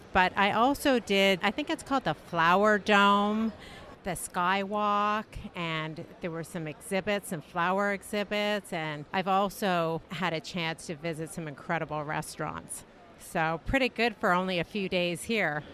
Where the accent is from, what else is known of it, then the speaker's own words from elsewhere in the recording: Canada; I'm from Canada